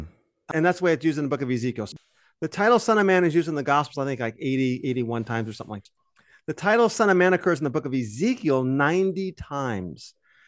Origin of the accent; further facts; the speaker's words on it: Arizona, United States; I'm from Arizona. We don't have any. So. Exactly. Actually, we get a lot of storms.